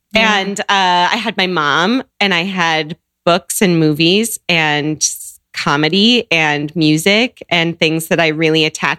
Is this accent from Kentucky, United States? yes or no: no; Seattle, Washington, United States; Yeah, I grew up in Seattle. I grew up with just a mom, single mom, and me.